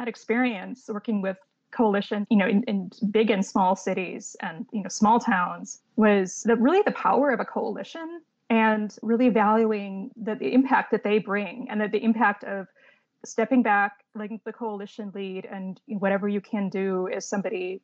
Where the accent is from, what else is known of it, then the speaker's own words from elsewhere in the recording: Midwest, United States; moved away as an adult; now in California, United States; I'm from the Midwest, and before I moved out to California